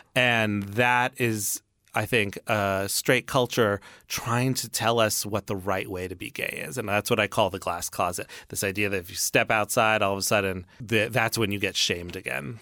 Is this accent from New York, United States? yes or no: yes; New York City, New York, United States; born and raised in New York City